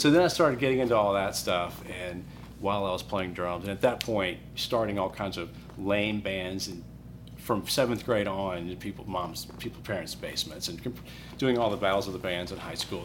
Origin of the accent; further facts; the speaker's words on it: Birmingham, Alabama, United States; also born or lived in Colorado / Chicago; I'm from Birmingham. Went to high school here